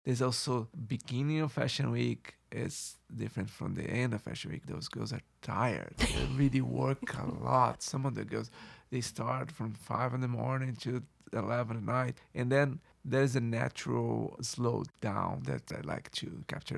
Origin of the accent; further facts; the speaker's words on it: Brazil; moved away as an adult; now in New York, United States; I was born and raised in Brazil.